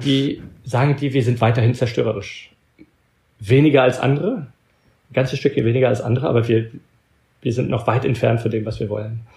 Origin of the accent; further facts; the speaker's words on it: Belgium; now in United States; meine Mutter war Deutsche, aber ich bin in Belgien aufgewachsen und habe nur mit ihr Deutsch geredet